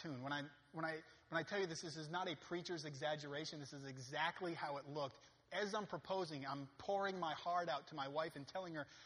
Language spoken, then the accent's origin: English; Maine, United States; I'm from Maine